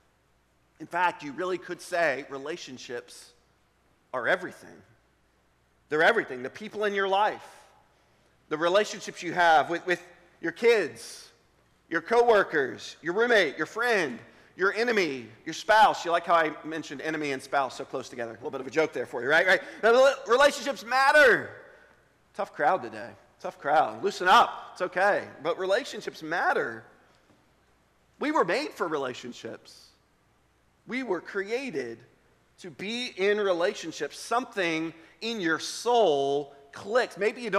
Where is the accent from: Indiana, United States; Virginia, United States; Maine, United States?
Virginia, United States; Richmond; I grew up in Richmond, Virginia